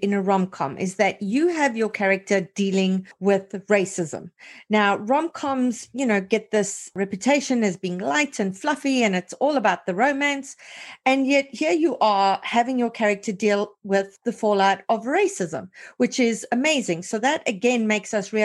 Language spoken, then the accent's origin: English; Canada; as Canadian writers